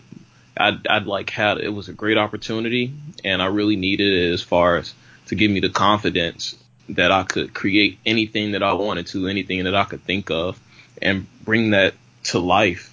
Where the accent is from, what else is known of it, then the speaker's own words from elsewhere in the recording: Chicago, Illinois, United States; also born or lived in Buffalo, New York; now in New York City, United States; I went back to my hometown, Chicago